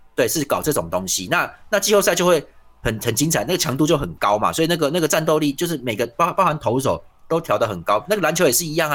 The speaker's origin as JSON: {"language": "Chinese", "town": "Tainan", "country": "Taiwan", "said": "像我们台南人的日常"}